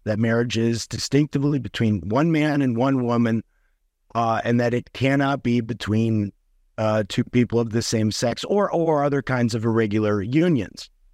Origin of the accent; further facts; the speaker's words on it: Chicago, Illinois, United States; also born or lived in Germany; I grew up Roman Catholic in South Side Chicago